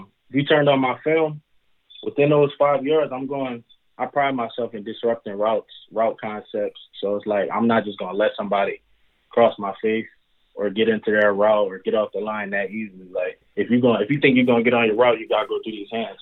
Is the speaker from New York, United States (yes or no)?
no; Chester, Pennsylvania, United States; Growing up in Chester, Pennsylvania, it was kind of tough